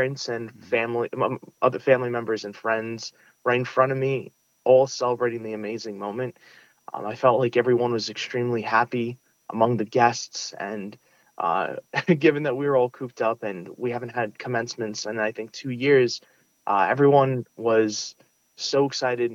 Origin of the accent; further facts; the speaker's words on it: New York City, New York, United States; first language Russian; English is a second language; I grew up in Sunset Park, Brooklyn